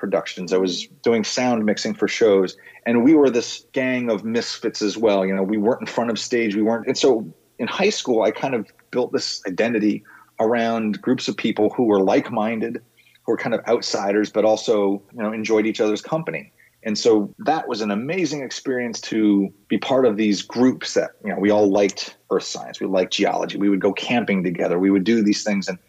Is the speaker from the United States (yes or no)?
yes; Bedford, New York, United States; moved away as an adult; now in Washington, D.C., United States; I grew up in Bedford, New York, Westchester County, about an hour north of New York City